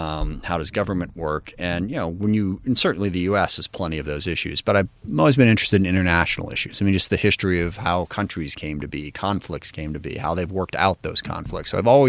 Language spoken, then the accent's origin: English; SeaTac, Washington, United States; my connection to the community I grew up in SeaTac.